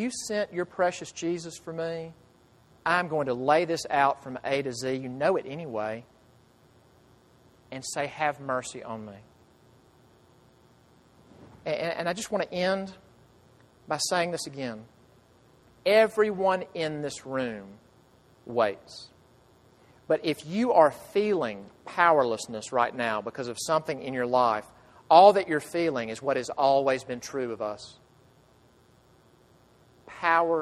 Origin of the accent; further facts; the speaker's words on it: United States; as an American